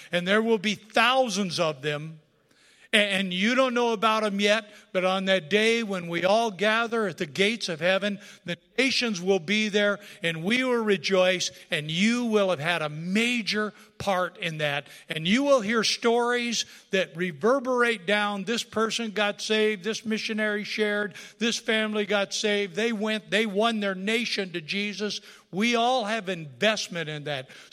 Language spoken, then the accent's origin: English; United States; I was raised in America.